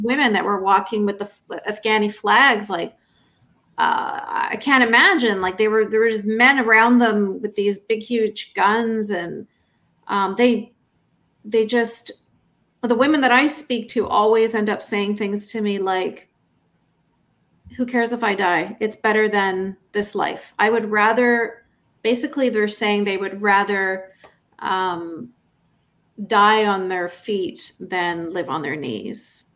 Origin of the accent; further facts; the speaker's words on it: Canada; I grew up in Canada in a fundamentalist Muslim household